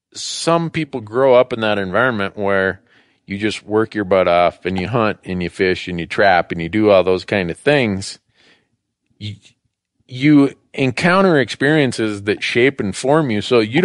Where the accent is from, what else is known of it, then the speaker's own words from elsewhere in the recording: Minnesota, United States; where I grew up in Minnesota, where everybody hunted and fished.